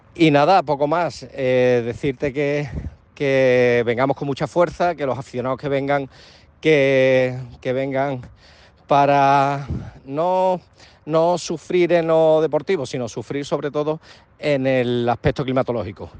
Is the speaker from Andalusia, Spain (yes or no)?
yes; Seville, Andalusia, Spain; now in Vigo, Spain; cuando puedo tirar para mi tierra